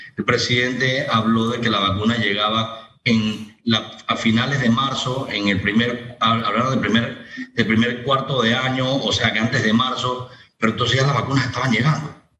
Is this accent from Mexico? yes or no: no; Panama; nosotros como panameños